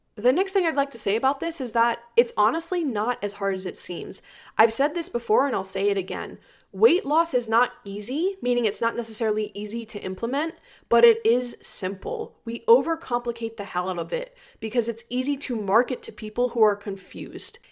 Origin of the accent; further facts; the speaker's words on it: Maryland, United States; also born or lived in Florida; I'm from Maryland and I went to school in Florida